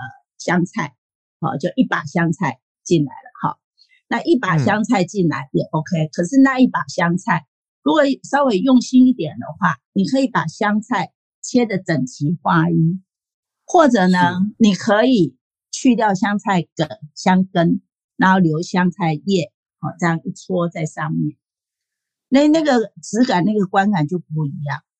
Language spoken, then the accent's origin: Chinese; Taiwan; 我的我是台湾人，啊，就是这样啊。我常吃牛肉面啊